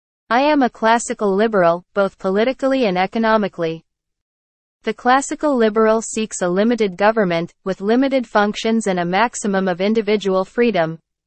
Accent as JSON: {"language": "English", "town": "Parral", "region": "Chihuahua", "country": "Mexico", "said": "I am from Parral, a specialist in international law, geostrategist, state leader of the citizen movement and deputy in the Chihuahua State Congress."}